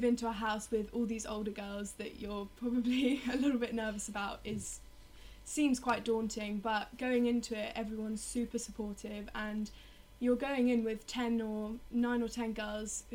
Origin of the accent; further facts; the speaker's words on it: London, United Kingdom; I come from Richmond in London, so I was a day pupil at an all-girls school for my whole life